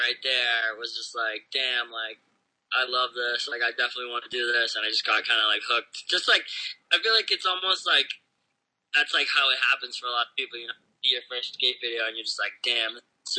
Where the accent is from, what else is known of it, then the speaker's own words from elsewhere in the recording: Dracut, Massachusetts, United States; moved away as an adult; also born or lived in Lowell, Massachusetts; now in California, United States; I was born in Lowell, Massachusetts, but I grew up in the town right next to it, Draycott, Massachusetts.